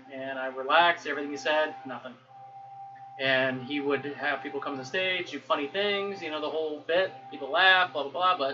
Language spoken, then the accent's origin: English; United States; I'm an American